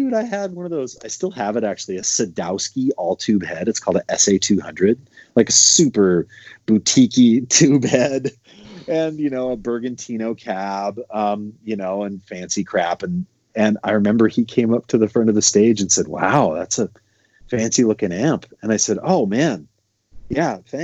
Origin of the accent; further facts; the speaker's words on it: Montana, United States; I grew up in Montana